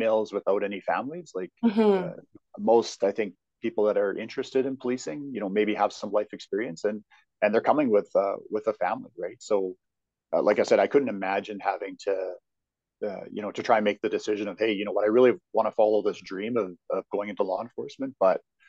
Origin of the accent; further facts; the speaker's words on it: outside Edmonton, Alberta, Canada; now in Calgary, Canada; I grew up outside Edmonton.